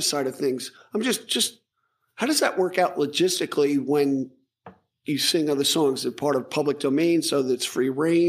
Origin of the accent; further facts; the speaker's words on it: Long Island, New York, United States; And I'm from Long Island.